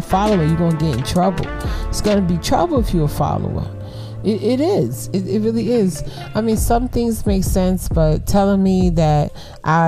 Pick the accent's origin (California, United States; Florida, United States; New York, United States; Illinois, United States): New York, United States; New York City; we was born and raised in Brooklyn